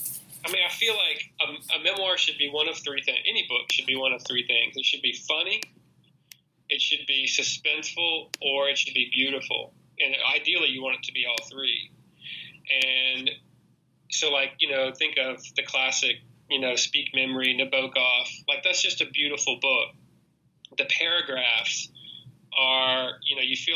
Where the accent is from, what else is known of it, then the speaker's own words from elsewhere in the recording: Mississippi, United States; I was from Mississippi